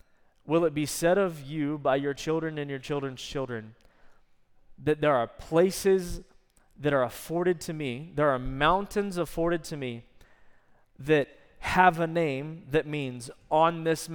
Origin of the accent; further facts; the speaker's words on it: Texas, United States; I probably messed that up. I'm Texan.